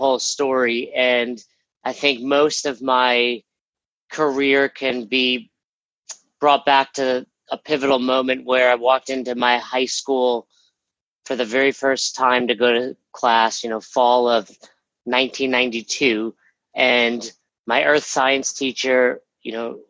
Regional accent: Westchester, New York, United States; I grew up in Westchester, New York

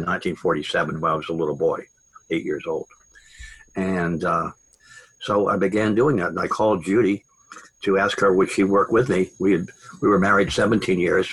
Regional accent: Long Island, Manhattan, New Jersey, Northeast, United States; I grew up on Long Island and in Manhattan, New Jersey, Northeast, in other words

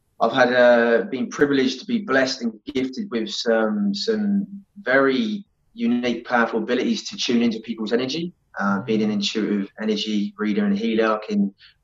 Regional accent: Southampton, South East England, United Kingdom; moved away as an adult; now in Perth, Australia; I grew up in the UK in a place called Southampton, so in between Bournemouth and Brighton

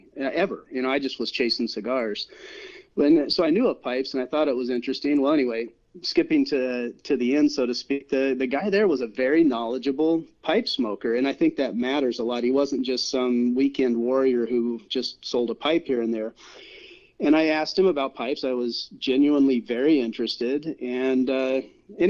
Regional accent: Iowa, United States; I grew up in Iowa, and you just chewed tobacco.

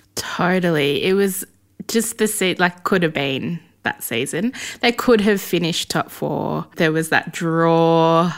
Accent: Melbourne, Victoria, Australia; I grew up in Essendon

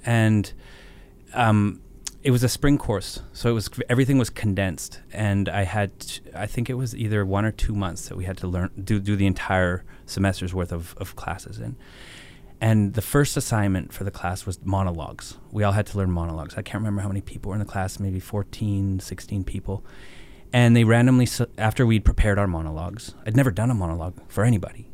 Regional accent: Banff, Alberta, Canada; I was born in Banff

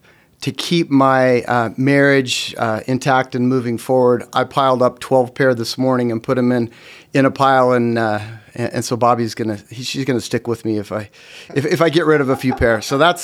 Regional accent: Norman, Oklahoma, United States; moved away as an adult; also born or lived in Utah; I'm from Norman, Oklahoma. So I'm a Sooner.

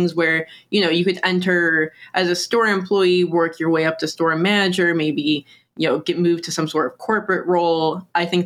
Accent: Detroit, Michigan, United States; I am from the Detroit area

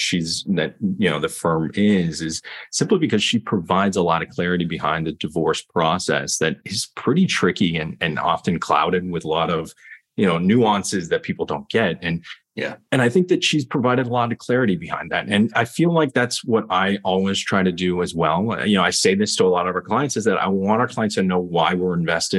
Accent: Lexington, Kentucky, United States; also born or lived in California / Columbus, Ohio; now in New York, United States; I grew up in Lexington, Kentucky.

